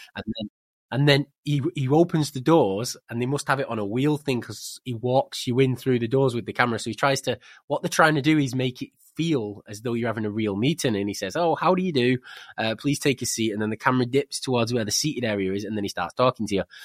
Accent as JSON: {"language": "English", "region": "England", "country": "United Kingdom", "also_born_or_lived": "Spain", "said": "I'm English"}